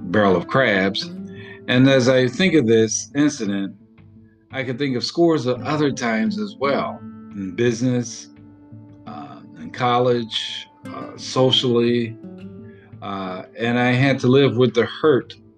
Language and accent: English; Chicago, Illinois, United States; I grew up in Chicago. I grew up in a neighborhood called Inglewood